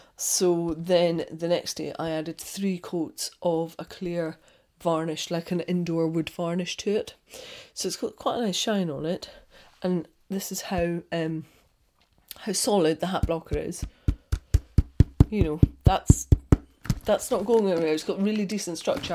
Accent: Scotland, United Kingdom; I'm Scottish.

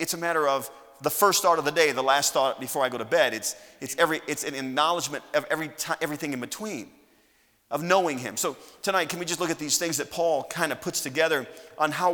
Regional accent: United States; I'm an American.

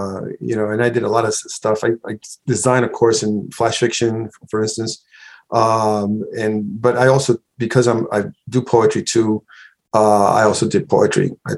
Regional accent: New York City, New York, United States; also born or lived in Cayey, Puerto Rico; now in Upstate New York, United States; I came to the U.S., you know, when I was 6 years old. My mother took me here. I grew up in the South Bronx during the 60s and 70s. All my formal education was in the United States.

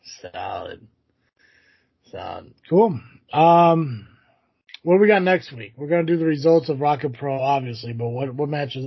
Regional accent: Connecticut, United States; Yeah, growing up in Connecticut and had 12 dogs and one of them was a puppet.

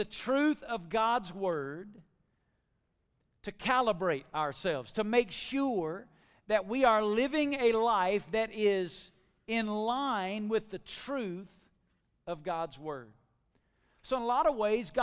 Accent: Alabama, United States; moved away as an adult; now in Las Vegas, United States; I'm from Alabama

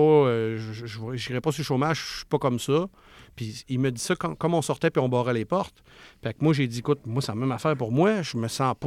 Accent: Charlevoix, Quebec, Canada; moved away; je viens de Charlevoix, où ce que c'est un coin que souvent, c'est ces mentalités-là un petit peu. Puis euh, maman à la maison, puis quand c'est le temps, elle retourne travailler, puis etc. Puis moi, ben, quand j'ai grandi là-dedans

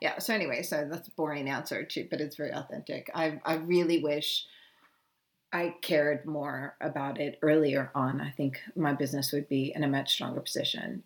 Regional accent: United States; moved away as an adult; now in South Africa; I'm an American woman alone with two kids.

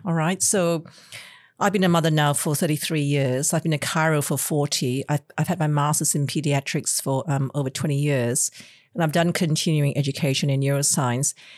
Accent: Malaysia; now in Australia; I am Chinese from Malaysia, and the way I grew up was actually quite different to the way, um, kids grew up in Australia

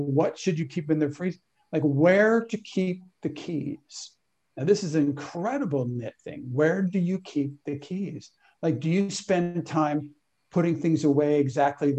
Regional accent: California, United States; I was raised in California

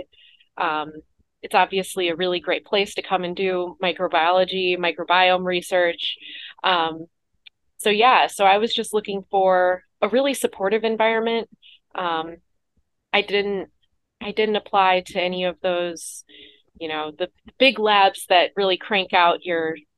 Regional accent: Chicago, Illinois, United States; moved away as an adult; now in St. Louis, United States; I'm from Chicago originally

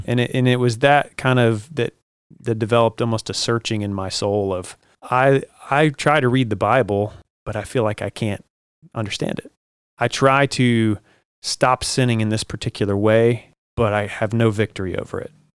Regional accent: Jacksonville, Florida, United States; I grew up mostly here in Jacksonville, spent the, you know, the most of my life here

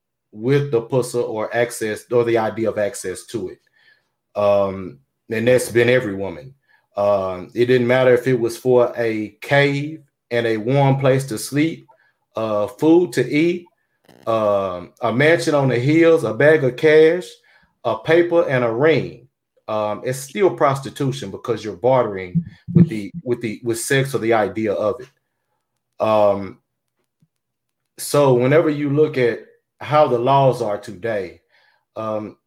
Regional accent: the South, United States; I'm from the South

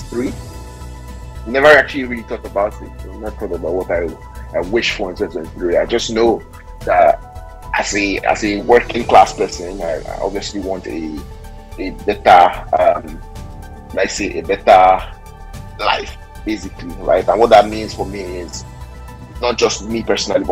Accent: Nigeria; from being a Nigerian perspective

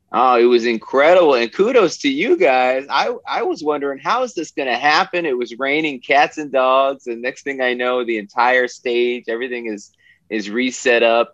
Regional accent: Oregon, United States; I'm from Oregon, and uh, you know I grew up there

